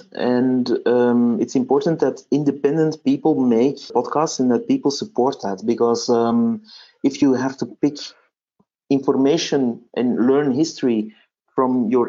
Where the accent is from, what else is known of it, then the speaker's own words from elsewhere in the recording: Flanders, Belgium; first language Dutch; English is a second language; Well, where I live, they all say Flemish or Vlaams. So my mother tongue is Dutch and the Belgian variety.